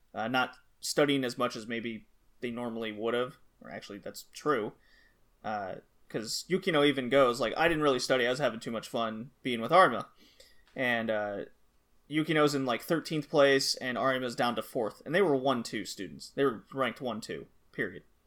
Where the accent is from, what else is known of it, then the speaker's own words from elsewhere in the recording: United States; now in Germany; I'm American